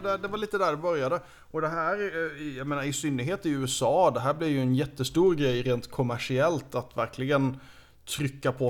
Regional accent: Sweden; som svensk

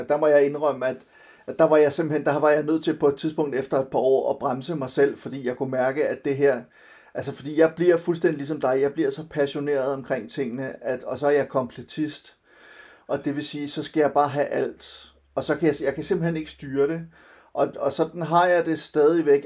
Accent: Silkeborg, Central Denmark Region, Denmark; moved away; also born or lived in Copenhagen; jeg er vokset op delvist i Silkeborg og, og delvist i, øh, i København

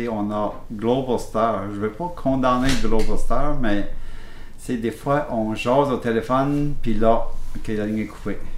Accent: Blanc-Sablon, Quebec, Canada; Nous autres, on vient de Blanc-Sablon, qui est à 5 km de la frontière Québec-Labrador

